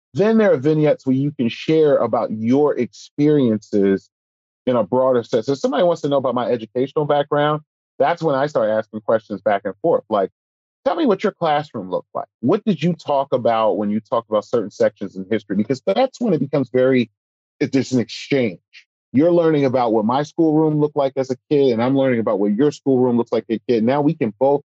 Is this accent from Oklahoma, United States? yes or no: no; Philadelphia, Pennsylvania, United States; me growing up in Philadelphia